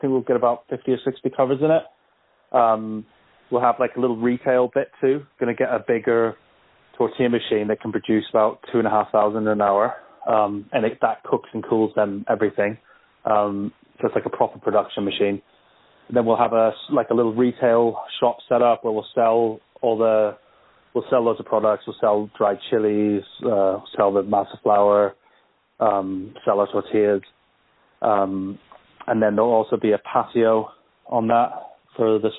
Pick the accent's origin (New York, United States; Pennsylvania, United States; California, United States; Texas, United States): California, United States; moved away; I grew up in California